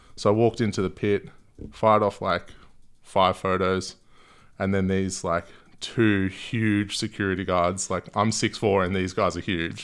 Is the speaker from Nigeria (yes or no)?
no; Gold Coast, Queensland, Australia; moved away as an adult; also born or lived in London; now in Melbourne, Australia; I moved to the Gold Coast when I was quite young